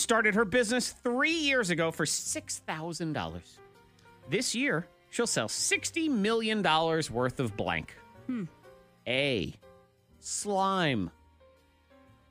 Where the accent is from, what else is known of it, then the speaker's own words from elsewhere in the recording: New England, United States; moved away; I grew up in New England.